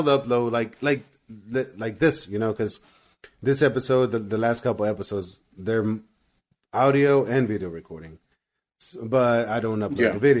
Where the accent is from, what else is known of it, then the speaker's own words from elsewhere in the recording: Hempstead, Texas, United States; also born or lived in San Marcos, Texas; now in Houston, United States; I'm from Hempstead. It's like this little country town that's like 45 minutes from here. But I lived in San Marcos for about 5 years